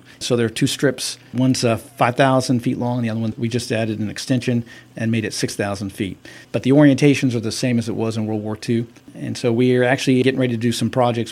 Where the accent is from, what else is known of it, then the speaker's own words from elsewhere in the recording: Central Florida, United States; moved away as an adult; now in Thomasville, United States; I grew up in Central Florida